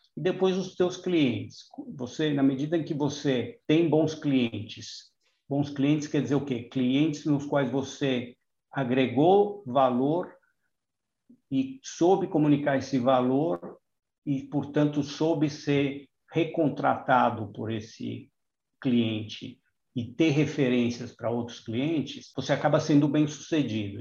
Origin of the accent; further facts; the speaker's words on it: Brazil; a gente ganha pouco como brasileiro médio